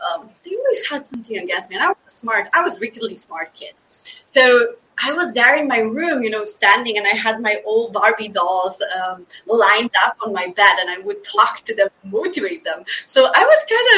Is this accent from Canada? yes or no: no; Slovenia; moved away as an adult; also born or lived in Bosnia (parents); now in Stockholm, Sweden; I'm born in Slovenia, a very, very tiny country with 2 million inhabitants, to Bosnian parents